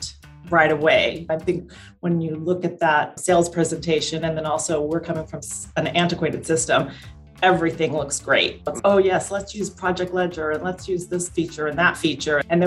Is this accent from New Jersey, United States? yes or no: no; Southern California, United States; I grew up in Southern California, so still in my home base